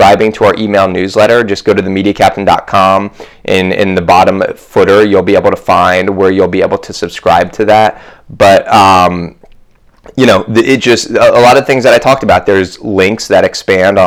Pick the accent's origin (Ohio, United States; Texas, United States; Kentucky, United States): Ohio, United States; Columbus; I grew up in Columbus, but my family grew up in New York.